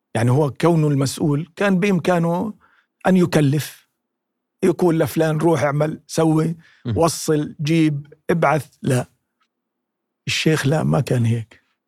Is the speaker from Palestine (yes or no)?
yes; Palestine; accent: Palestinian colloquial dialect; في لهجتنا العامية الفلسطينية